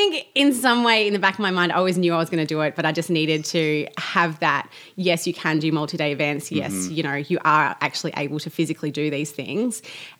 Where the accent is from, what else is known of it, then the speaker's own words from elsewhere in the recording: Australia; now in Melbourne, Australia; I'm the Australian, so I do sound different to you two.